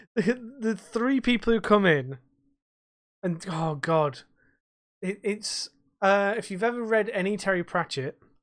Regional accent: United Kingdom; we're British

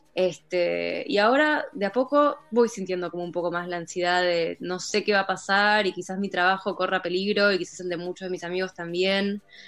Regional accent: Olivos, Buenos Aires Province, Argentina; moved away as an adult; now in Berlin, Germany; nací en, Buenos Aires, me crié en Olivos, casi toda mi vida viví en Vicente López.

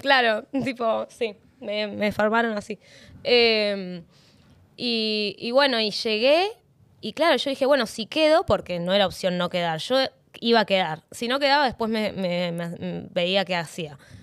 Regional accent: Neuquén, Argentina; moved away as an adult; now in Buenos Aires, Argentina; Yo soy neuquina

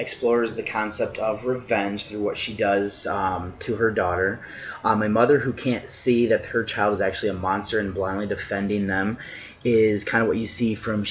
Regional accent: United States; I'm an American

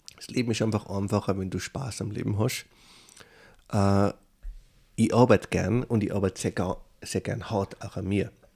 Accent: Tyrol, Austria; moved away as an adult; now in New York, United States; Ich bin immer ein Tiroler

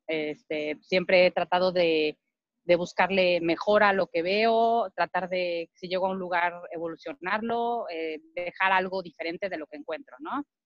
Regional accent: Mexico; moved away as an adult; now in United States; como mexicano

